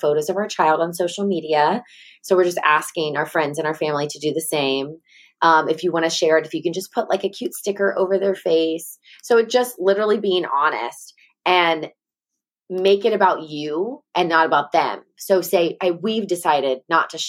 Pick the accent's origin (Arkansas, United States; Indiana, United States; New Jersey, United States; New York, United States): Arkansas, United States; Sherwood; I'm from Sherwood, Arkansas